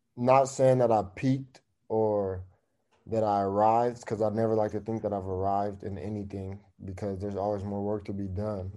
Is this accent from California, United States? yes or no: yes; East Palo Alto, California, United States; I grew up in East Palo Alto